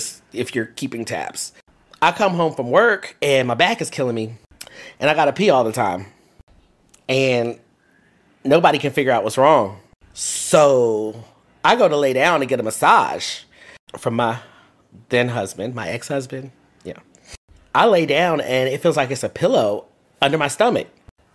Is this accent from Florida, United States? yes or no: yes; Fort Lauderdale, Florida, United States; also born or lived in Washington, D.C. / Brooklyn, New York; now in Houston, United States; So I was born in Washington, D.C., and I grew up in Fort Lauderdale, Florida.